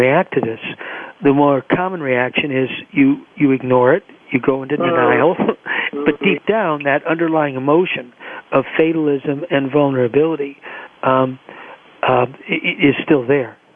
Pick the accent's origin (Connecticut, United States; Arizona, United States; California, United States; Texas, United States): California, United States; Los Angeles; growing up in Los Angeles